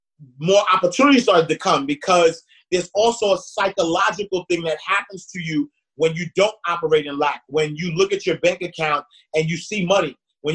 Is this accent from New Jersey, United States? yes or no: no; New York City, New York, United States; I'm from Harlem, home of the hustlers